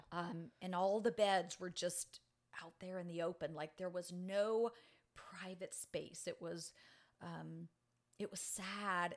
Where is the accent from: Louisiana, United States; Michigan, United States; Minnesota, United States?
Louisiana, United States; New Orleans; moved away as an adult; also born or lived in Metairie, Louisiana; now in Pensacola, United States; I was actually raised in New Orleans and then the suburb of Metairie, Louisiana